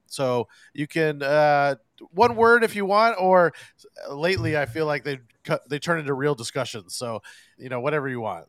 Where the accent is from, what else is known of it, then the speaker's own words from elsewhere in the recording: Los Angeles, California, United States; I, am an LA native as well